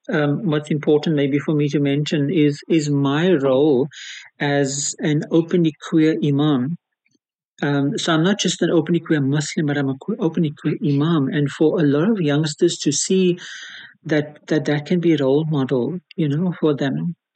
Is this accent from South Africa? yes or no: yes; Cape Town, Western Cape, South Africa; Uh, I'm born and bred in Cape Town.